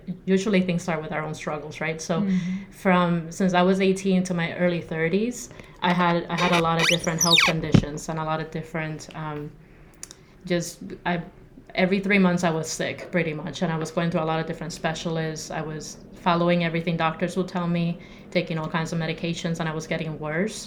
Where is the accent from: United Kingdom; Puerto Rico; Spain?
Puerto Rico; moved away as an adult; now in Arizona, United States; I'm born and raised in Puerto Rico